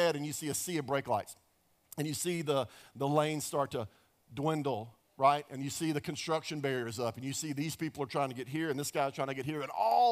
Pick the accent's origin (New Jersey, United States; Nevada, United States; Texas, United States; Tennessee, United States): Texas, United States; Dallas; I grew up in Dallas, Texas